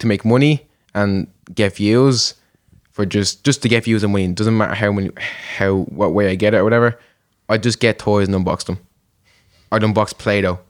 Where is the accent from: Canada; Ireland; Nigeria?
Ireland; Dublin, Leinster